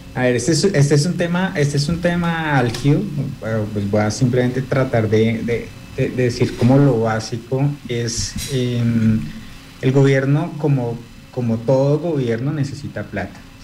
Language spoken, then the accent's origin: Spanish; Colombia; como colombianos